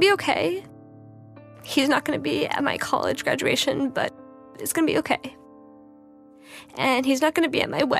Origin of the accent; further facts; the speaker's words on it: New York City, New York, United States; I'm from New York City. I was 8 years old when 9/11 happened